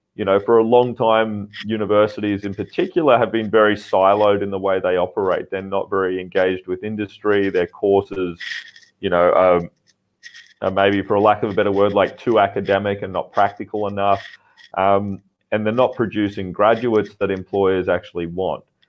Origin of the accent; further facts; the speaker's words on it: Australia; now in Vietnam; I'm an Australian founder uh, based in Vietnam.